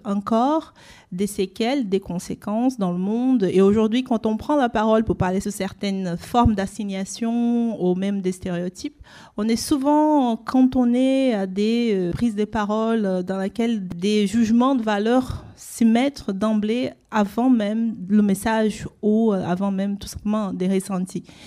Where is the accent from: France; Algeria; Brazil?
Brazil; moved away; là d'où je viens en fait, qui est le processus colonial de racialisation au Brésil